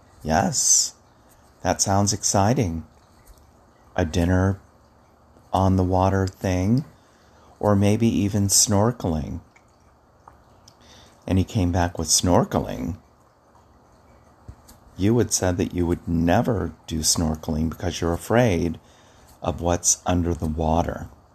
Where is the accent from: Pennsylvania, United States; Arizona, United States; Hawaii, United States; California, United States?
Hawaii, United States; I was telling a client the other day about when I grew up in Hawaii. My father was in the military, and we traveled all over.